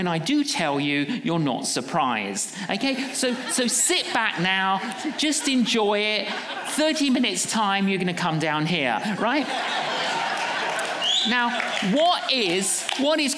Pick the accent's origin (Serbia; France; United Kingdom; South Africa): United Kingdom; London; we're from London